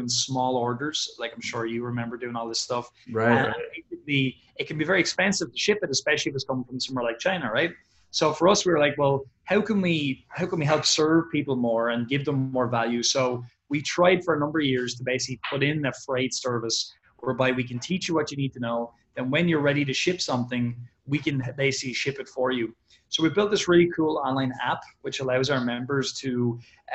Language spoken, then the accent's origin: English; Ireland; We're from Ireland. We're not from the States.